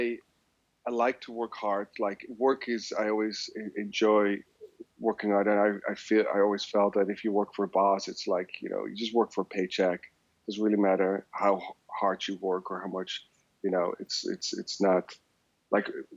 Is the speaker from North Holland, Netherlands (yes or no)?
no; The Hague, South Holland, Netherlands; moved away as an adult; now in San Francisco, United States; I was born and raised in Holland, in a city called Den Haag